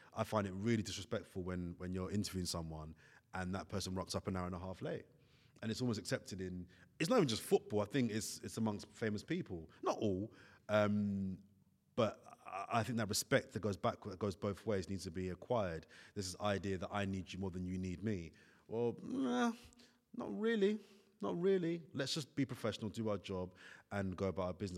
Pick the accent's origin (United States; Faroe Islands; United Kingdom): United Kingdom; London; also born or lived in Italy; where I come from, I'm from Brixton